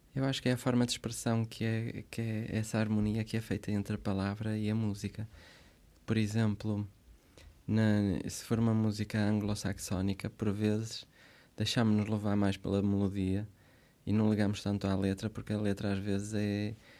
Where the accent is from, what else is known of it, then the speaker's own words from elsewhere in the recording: Santo Tirso, Porto District, Portugal; moved away as an adult; also born or lived in Switzerland / Braga; now in Santa Maria, Portugal; Nasci na Suíça, vivi lá até aos sete anos. Depois eles regressam como como bons imigrantes que uhum. conseguiram aquilo que queriam, que era fazer uma casa, pagá-la, regressaram, fizeram o resto da vida em Santirce, que é um, uma cidade do distrito de Porto, e cresci ali